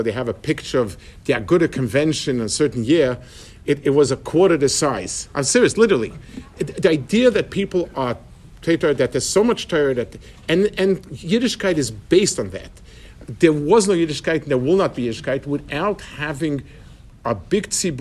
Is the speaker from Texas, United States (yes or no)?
no; New York City, New York, United States; When I was growing up in Lower East Side, we had a lot of Yidden